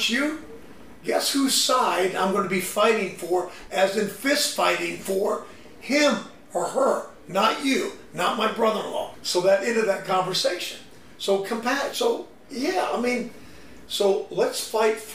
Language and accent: English; the South, United States; I grew up in the South.